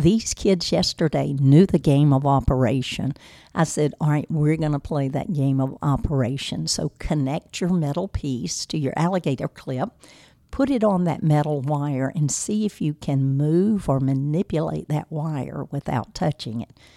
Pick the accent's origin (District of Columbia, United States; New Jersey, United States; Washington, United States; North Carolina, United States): North Carolina, United States; Rocky Mount; I was born here in Rocky Mount, and, uh, I grew up in Edgecombe County, as a matter of fact, just across the road from the skating rink